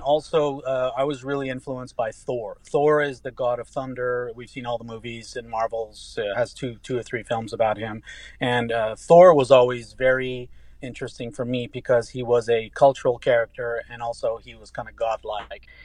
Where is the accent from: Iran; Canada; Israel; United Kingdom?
Iran; Tehran, Tehran Province; born or raised there; first language English and Farsi; moved away; also born or lived in Lubbock, Texas, United States